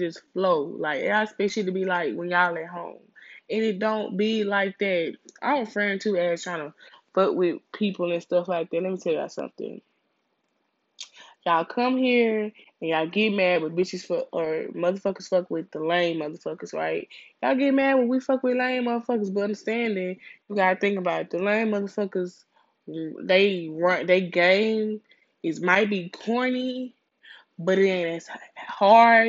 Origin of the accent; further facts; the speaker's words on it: Louisiana, United States; now in Houston, United States; I'm a Houstonian. I was born out here. I was raised in Louisiana, and I moved back out here